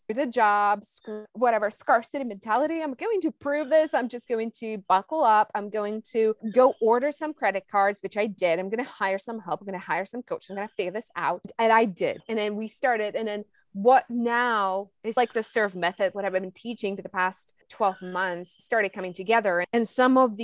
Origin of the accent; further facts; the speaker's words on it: Czechia; moved away; I'm originally from the Czech Republic